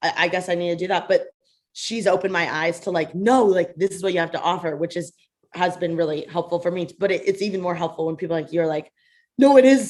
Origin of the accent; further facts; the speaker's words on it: Bloomington, Indiana, United States; now in Los Angeles, United States; I'm from Bloomington, Indiana. I was born and raised there.